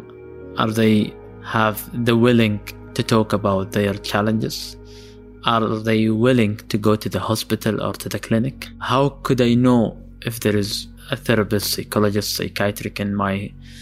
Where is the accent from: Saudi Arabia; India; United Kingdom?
Saudi Arabia; Medina, Medina Province; I am from Medina, and here in Medina, there was not much mental health support